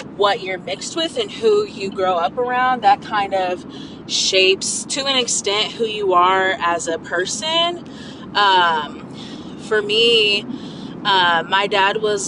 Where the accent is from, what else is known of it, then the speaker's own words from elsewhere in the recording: Midwest, United States; also born or lived in California / Iowa / Nebraska / Missouri; I was born in California, where my parents met and had me. And then I moved to the Midwest